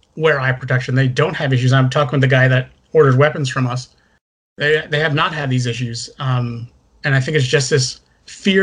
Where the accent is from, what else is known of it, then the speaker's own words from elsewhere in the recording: New Jersey, United States; I grew up in Jersey